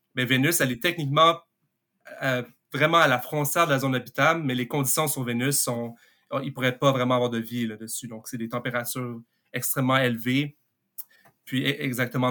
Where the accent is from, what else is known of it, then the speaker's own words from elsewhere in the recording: Montreal, Quebec, Canada; Je viens de Montréal